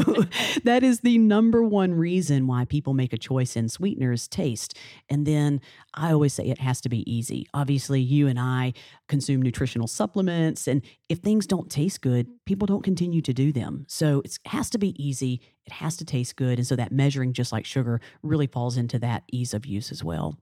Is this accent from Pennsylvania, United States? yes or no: no; Alabama, United States; now in New Orleans, United States; I'm from Alabama, a little small town in Alabama